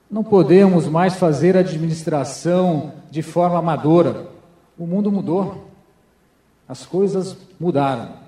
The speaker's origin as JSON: {"language": "Portuguese", "town": "Foz do Iguaçu", "region": "Paraná", "country": "Brazil", "tie": "born or raised there", "said": "Tenho princípios cristãos. Estou em Foz do Iguaçu há 40 anos. Tenho 41 de idade, vim trazido pelos meus pais, fui criado no Jardim Jupira, sou de uma família muito humilde que venceu aqui em Foz do Iguaçu."}